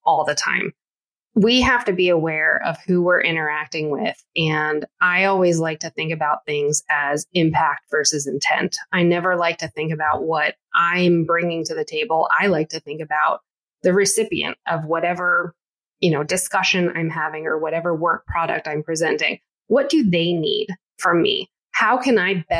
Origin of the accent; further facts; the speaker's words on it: United States; I am American, but again, first generation American